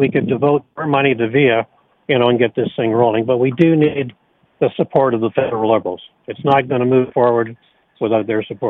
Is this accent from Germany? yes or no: no; Toronto, Ontario, Canada; also born or lived in St. Marys, Ontario; Well, I grew up in Scarborough